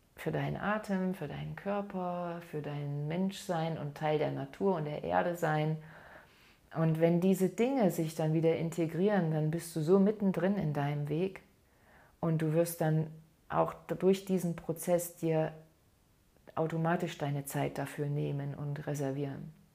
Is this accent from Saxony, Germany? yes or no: yes; Saxony, Germany; bei uns in Sachsen